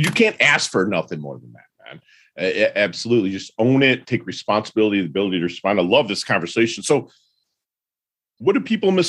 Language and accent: English; Detroit, Michigan, United States; I'm from Detroit, bro, and I'm a Sparty fan.